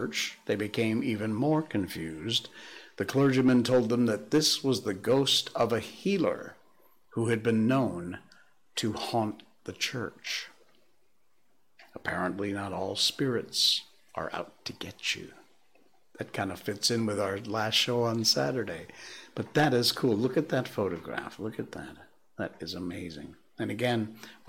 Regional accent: Cornwall, Connecticut, United States; now in Malaysia; small town America, like where I grew up in Cornwall, Connecticut

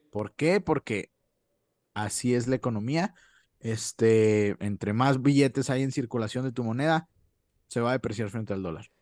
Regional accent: Mexico; nosotros que somos, pues, de México

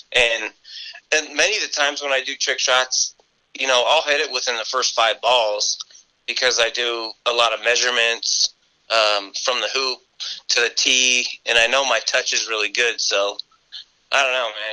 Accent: Reno, Nevada, United States; I'm a local boy and I, I, really wanted to kick for UNR because, you know, growing up in Reno

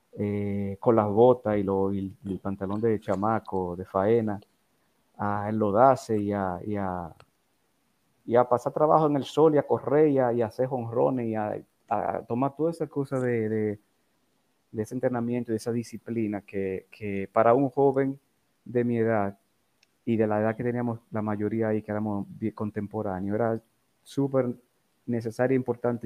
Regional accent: Santo Domingo, Distrito Nacional, Dominican Republic; Yo nací en Distrito Nacional, en Santo Domingo, el 29

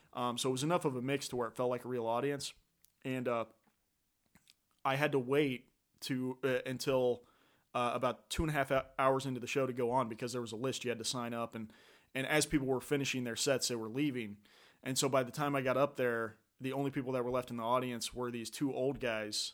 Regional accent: Franklin, Ohio, United States; moved away as an adult; from the Dayton area originally. Uh, actually, Franklin is kinda my hometown

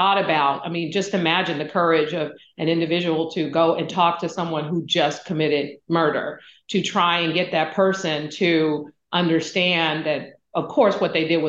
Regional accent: San Francisco, California, United States; when I was growing up in San Francisco in public housing, my grandmother was raising me

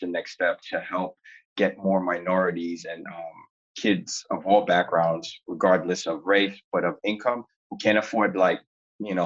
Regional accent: New York City, New York, United States; where I grew up in East Flatbush, Brooklyn

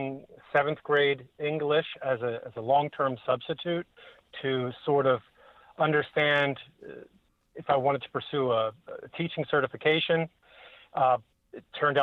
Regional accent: Northern Baltimore County, Maryland, United States; I'm from Northern Baltimore County. It's just north of Baltimore, Maryland. And I grew up out in the, you know, rural slash suburban horse country

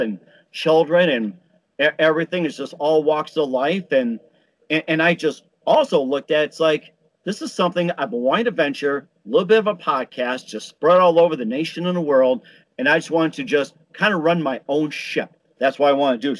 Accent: Chicago, Illinois, United States; also born or lived in Milwaukee, Wisconsin; growing up in Chicago, although I was born in Milwaukee

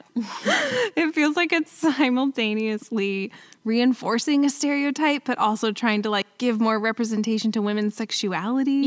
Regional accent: New Jersey, United States; moved away; I'm originally from New Jersey, like on the border of Pennsylvania

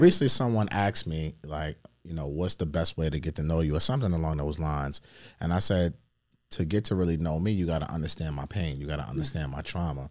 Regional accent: New York City, New York, United States; also born or lived in Queens; I was born and raised in Brooklyn

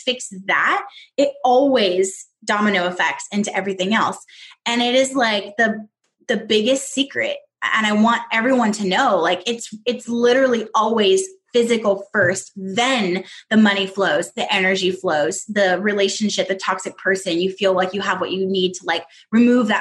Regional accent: Southern California, United States; moved away as an adult; also born or lived in Northwest Arkansas; I'm from Southern California

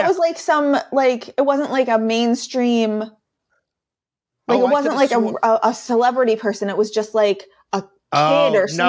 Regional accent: Scranton, Pennsylvania, United States; accent: Scrantonian; now in Asheville, United States; I am born and raised in Scranton, Pennsylvania. I now live in Asheville, North Carolina. But this weird, strange accent you sometimes hear is Scrantonian.

